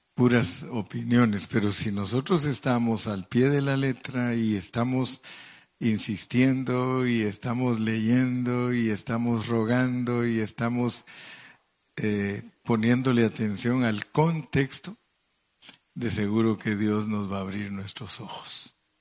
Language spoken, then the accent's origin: Spanish; Mexico; hablando en buen mexicano